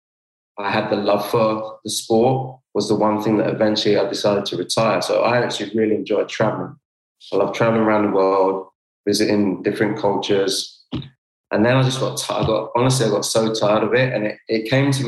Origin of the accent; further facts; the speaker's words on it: London, United Kingdom; moved away; also born or lived in Pontefract; me as a Londoner